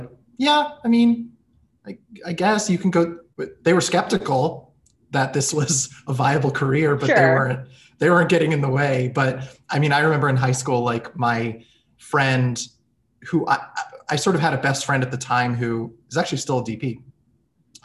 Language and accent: English; Israel; moved away as an adult; also born or lived in United States / New York City; I grew up in the States when I was a smaller kid, but in middle school and high school I was in Israel